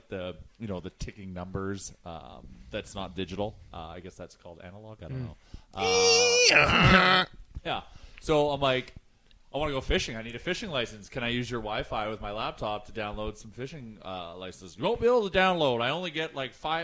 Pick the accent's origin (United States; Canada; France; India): Canada; both being Canadian